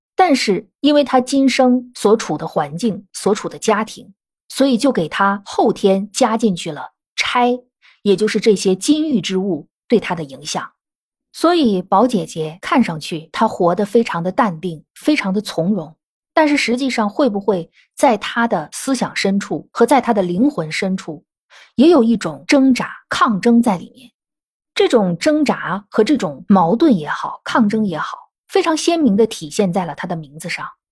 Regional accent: northern China, China; 我本身是北方人

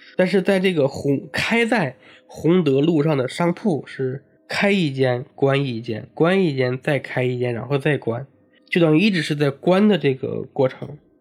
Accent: hometown of Fengmen Village, Henan, China; moved away; 我们老家有一个全国闻名的一个鬼村哦。，封门村

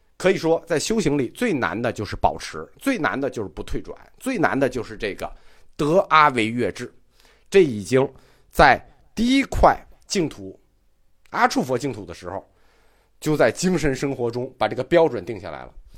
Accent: China; 我们中国人爱拜拜很爱啊

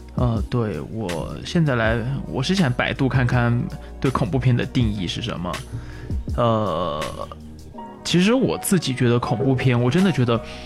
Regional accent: Yunnan, China; 我是来自于云南的

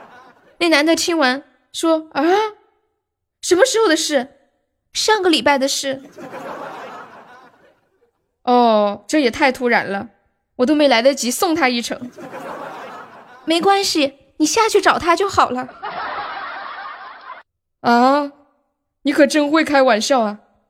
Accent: Guangdong, China; 大家好，我是广东人。广东人都会这首歌，广东人都会唱这首歌吗？

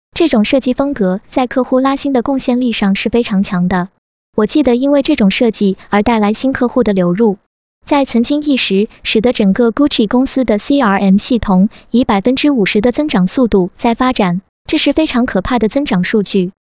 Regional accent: China; 我们中国人

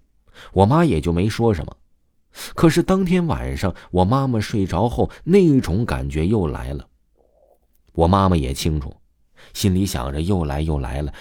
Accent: Guangdong, China; 我们家是潮汕那边的，我们呢也是信佛教的。

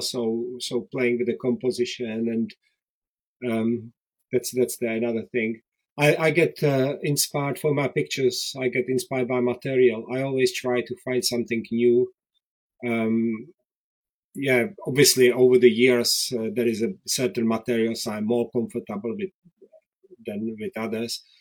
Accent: Czechia; English is a second language; moved away as an adult; also born or lived in Prague; now in Worcester, United Kingdom; I was born in Czechoslovakia in 1967

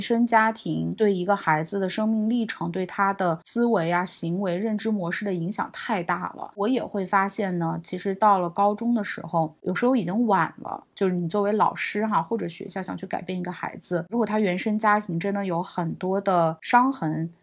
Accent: China; moved away; also born or lived in New York; 后面我回国之后呢，我是一八年回国的嘛

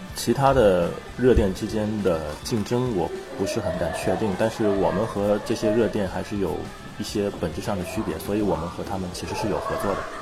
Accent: Shenyang, Liaoning, China; accent: Northeastern (Dongbei); moved away as an adult; also born or lived in Wenzhou, Zhejiang; now in Shanghai, China; 我是在北方长大的

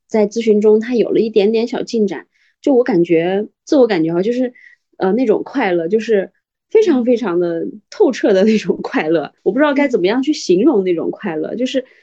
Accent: northern China, China; now in Xi'an, China; 因为我是北方人嘛，我就特别想去南方

